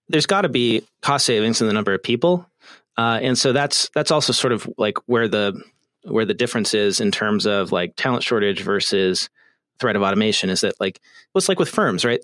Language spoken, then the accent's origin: English; California, United States; the great state of California, my home state